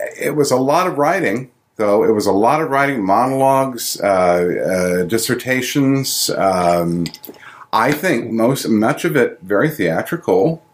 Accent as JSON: {"language": "English", "town": "Ithaca", "region": "New York", "country": "United States", "tie": "born or raised there", "moved": "yes", "said": "returning to Ithaca for me, because I have allowed myself in this return to my hometown that I actually took for granted, I think, enormously when I was growing up here"}